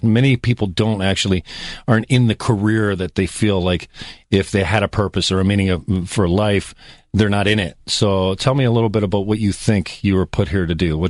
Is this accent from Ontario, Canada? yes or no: yes; Welland, Ontario, Canada; I spent some time in Welland myself, went to high school there